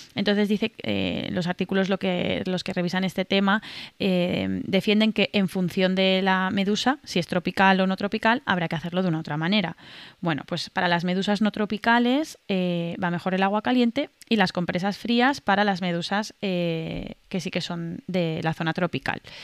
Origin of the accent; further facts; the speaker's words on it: Mallorca, Balearic Islands, Spain; now in Valencia, Spain; Yo vivo en Valencia, pero soy de Mallorca